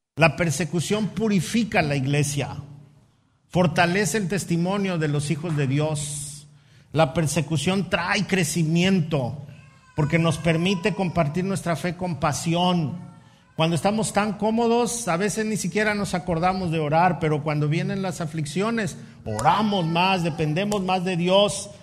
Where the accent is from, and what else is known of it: Mexico